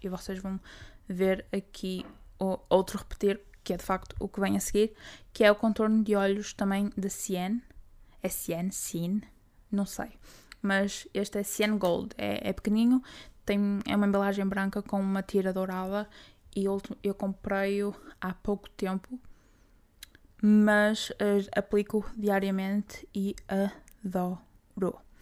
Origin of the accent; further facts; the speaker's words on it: Braga, Norte, Portugal; Eu, como sou de Braga